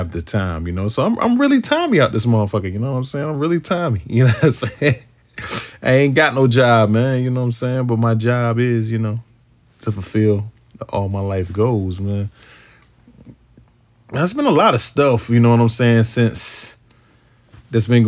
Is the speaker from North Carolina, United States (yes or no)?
yes; Wilson, North Carolina, United States; also born or lived in Texas / Chicago; my hometown, Wilson